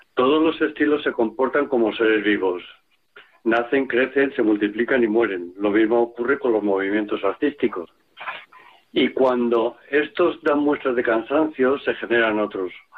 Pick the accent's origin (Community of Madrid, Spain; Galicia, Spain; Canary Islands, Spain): Community of Madrid, Spain; Madrid; como madrileño